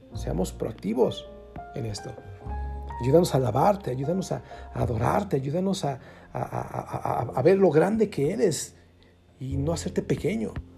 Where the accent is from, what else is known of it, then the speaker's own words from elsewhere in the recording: Mexico; así le decimos en México